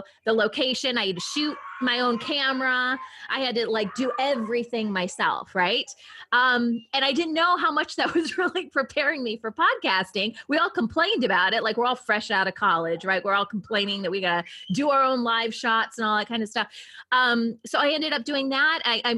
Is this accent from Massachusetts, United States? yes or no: no; Ohio, United States; moved away as an adult; also born or lived in Michigan / Washington State / San Diego; I'm originally from Ohio. So I'm a Midwest girl